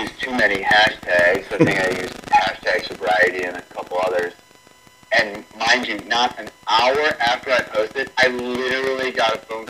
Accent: New Orleans, Louisiana, United States; I grew up in New Orleans, Louisiana

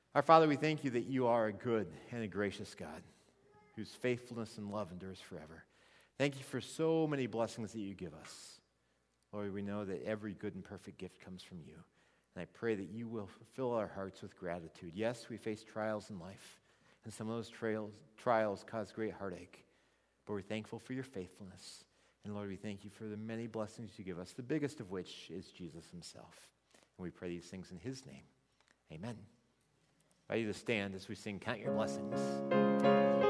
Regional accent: Missouri, United States; I grew up in Missouri.

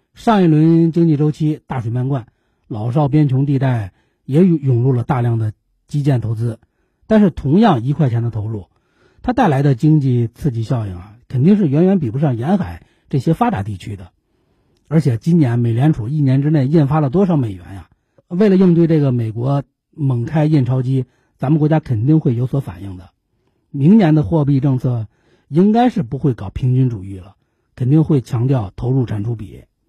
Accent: China; 作为中国人

